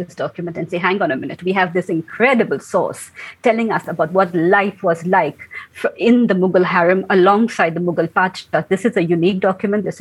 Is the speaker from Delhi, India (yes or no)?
yes; Delhi, India; my background is very typical of someone of my generation growing up in India